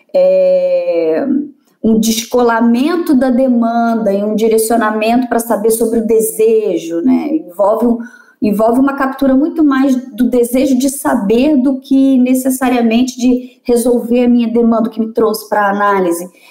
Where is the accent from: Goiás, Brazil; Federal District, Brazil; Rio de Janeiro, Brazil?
Rio de Janeiro, Brazil; Vassouras; also born or lived in Juiz de Fora; Eu sou nascida e criada em Vassouras, que é interior do, do estado do Rio